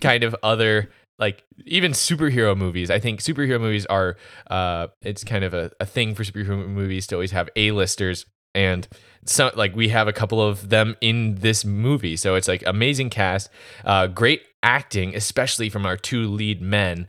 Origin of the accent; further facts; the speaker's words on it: United States; I'm an American